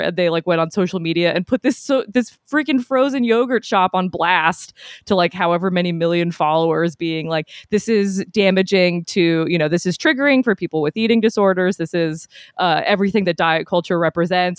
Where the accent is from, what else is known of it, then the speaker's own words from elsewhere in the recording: New England, United States; moved away; I'm from New England, so yeah, bo-, born and raised